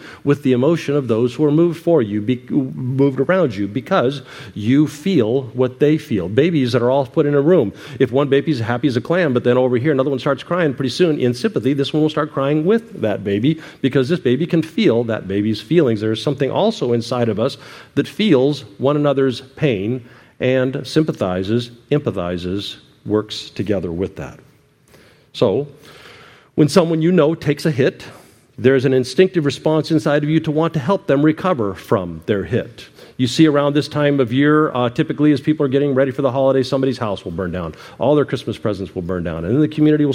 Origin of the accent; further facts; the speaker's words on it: United States; we're an American